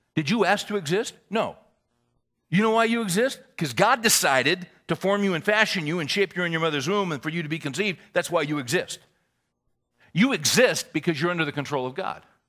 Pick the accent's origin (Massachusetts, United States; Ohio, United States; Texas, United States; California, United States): California, United States; moved away as an adult; also born or lived in Little Rock, Arkansas; I was born and raised in California.